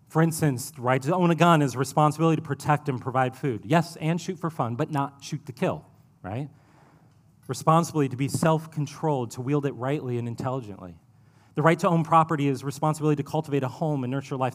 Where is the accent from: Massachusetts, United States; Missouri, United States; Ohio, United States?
Ohio, United States; now in Columbia, United States; I'm from Ohio. It's where I spent my childhood